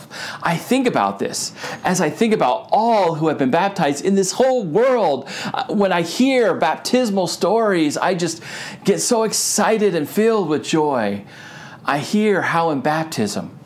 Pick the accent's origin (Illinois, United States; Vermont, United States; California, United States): Vermont, United States; Rutland; also born or lived in Philadelphia, Pennsylvania / Syracuse, New York / Gardner, Massachusetts; now in Connecticut, United States; I am from Rutland, Vermont.